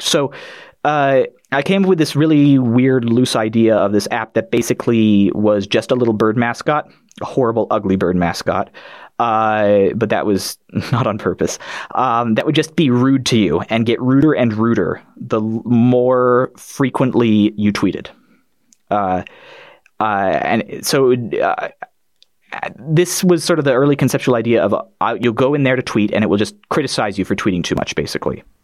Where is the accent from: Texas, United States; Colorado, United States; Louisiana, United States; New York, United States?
Colorado, United States; Boulder; I'm from Colorado in the United States, sort of the, the Boulder-ish area.